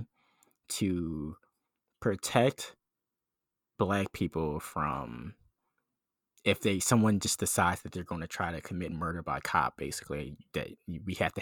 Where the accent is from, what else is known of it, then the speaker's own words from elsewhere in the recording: Philadelphia, Pennsylvania, United States; growing up in Philly for, you know, almost all my life. I'm here right now